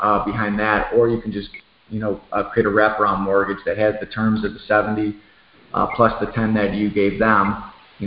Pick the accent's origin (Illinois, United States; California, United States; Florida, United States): Illinois, United States; Chicago; moved away; I'm from Chicago, actually, originally